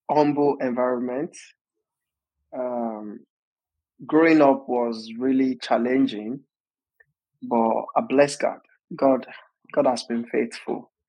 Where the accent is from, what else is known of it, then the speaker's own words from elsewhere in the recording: Osun, Nigeria; moved away as an adult; now in Bristol, United Kingdom; I was born in Osun State, Nigeria, and so far so good. I currently live in the United Kingdom with my family